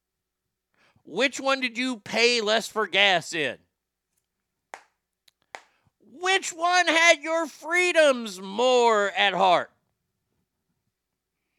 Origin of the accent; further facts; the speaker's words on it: United States; as an American